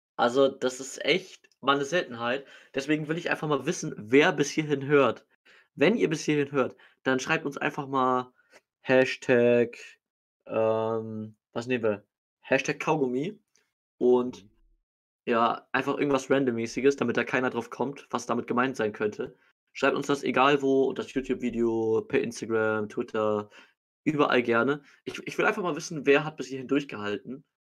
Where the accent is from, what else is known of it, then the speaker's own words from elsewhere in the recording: Hamburg, Germany; als Hamburger bin ich jetzt ganz froh